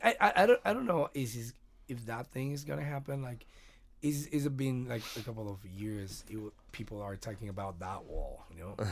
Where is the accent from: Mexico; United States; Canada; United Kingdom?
Mexico; I'm from Mexico